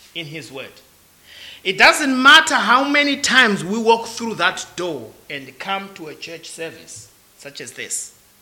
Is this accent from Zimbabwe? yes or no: yes; Zimbabwe; I am from Zimbabwe